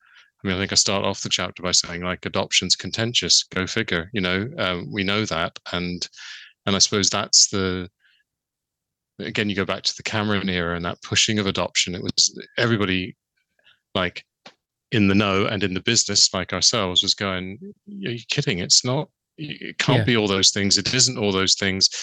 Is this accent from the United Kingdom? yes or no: yes; London, United Kingdom; moved away as an adult; now in Northern Ireland, United Kingdom; I grew up in London, but I've been here, it's getting close to 40 years